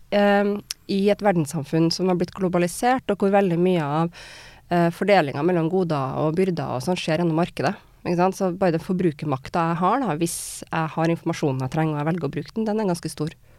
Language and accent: Norwegian; Trondheim, Trøndelag, Norway; moved away as an adult; also born or lived in Wales / Germany; Trondheim, da, hjembyen min